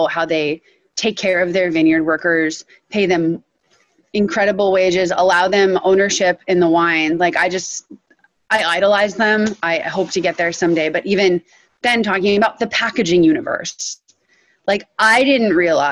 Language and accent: English; Western Massachusetts, United States; I grew up in Western Massachusetts, this incredibly liberal, intellectual community.